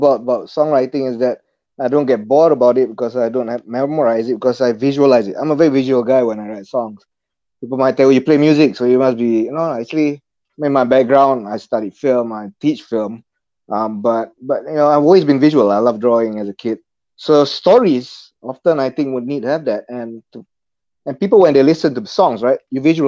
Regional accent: Bangi, Selangor, Malaysia; also born or lived in Perth, Australia; I'm from Bangi, south of KL

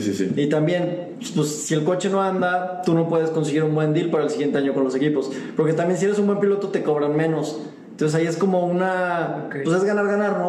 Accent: Mexico; siendo mexicano

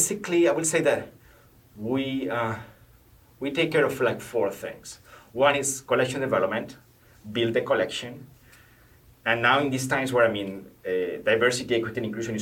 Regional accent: Salamanca, Castile and León, Spain; English is a second language; moved away as an adult; also born or lived in France; now in Albany, United States; in my hometown, Salamanca is like a town 2 hours to Madrid, the capital of Spain

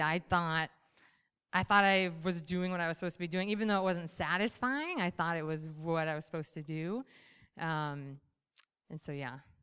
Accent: Michigan, United States; I was raised, born and raised in Michigan

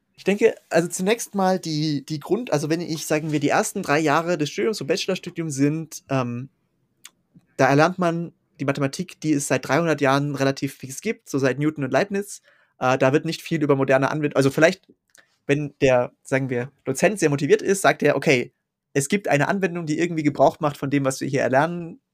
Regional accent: Switzerland; also born or lived in Zurich; ich bin aufgewachsen in einem relativ kleinen Ort, an dem ich immer noch wohne. Der ist ungefähr in der Mitte zwischen Luzern und Zürich in der Schweiz.

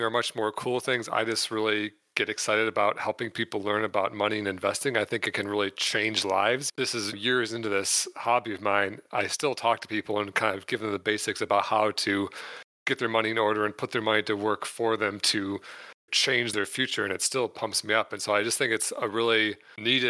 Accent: Michigan, United States; moved away as an adult; now in San Diego, United States; I grew up in Michigan until I was 29 and then moved to San Diego, California, where I currently live

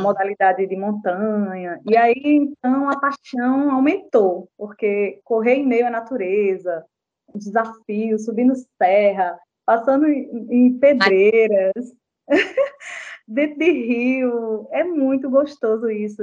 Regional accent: João Pessoa, Paraíba, Brazil; also born or lived in Patos; nasci em Patos, né? Sou sertaneja, mas moro aqui em João Pessoa desde os 10 anos de idade

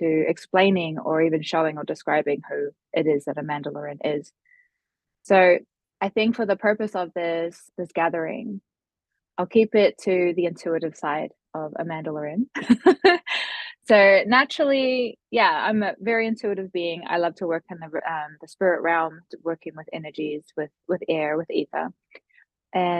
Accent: New Zealand; I hail from New Zealand, so probably on the other side of the world to most of the listeners here currently.

